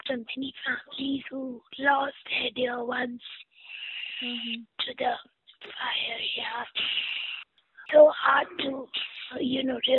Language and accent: English; Kerala, India; Yeah, I am very proud prodigy of Kerala.